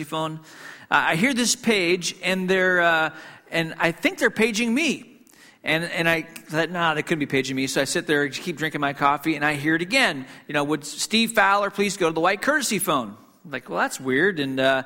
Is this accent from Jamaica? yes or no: no; Hong Kong; moved away; I grew up in Hong Kong